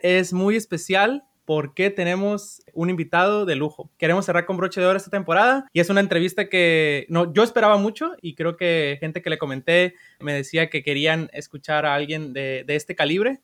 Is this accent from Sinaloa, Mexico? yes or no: yes; Sinaloa, Mexico; yo soy de Sinaloa.